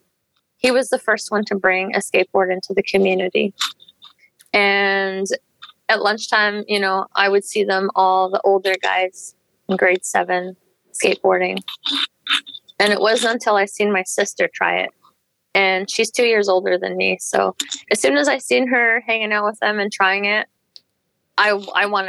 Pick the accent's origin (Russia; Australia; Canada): Canada; Canim Lake, British Columbia; I'm from Canem Lake. We are located in the interior of BC. Our community is called Teeskin.